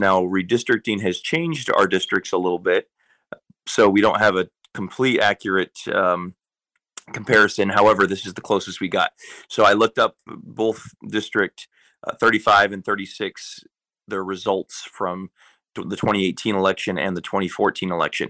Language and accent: English; Nenana, Alaska, United States; I'm from Enana